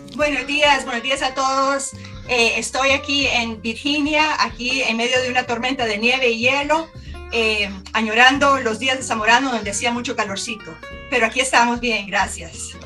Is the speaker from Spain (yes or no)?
no; Tegucigalpa, Francisco Morazán, Honduras; moved away as an adult; nací, crecí en Tegucigalpa